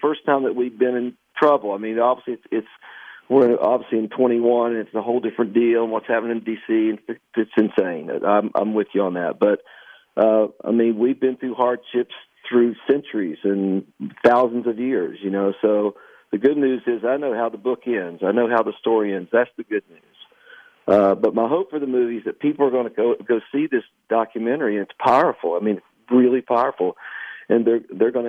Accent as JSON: {"language": "English", "area": "Canova", "region": "West Virginia", "country": "United States", "tie": "born or raised there", "said": "my hometown of Canova, West Virginia, in 1973"}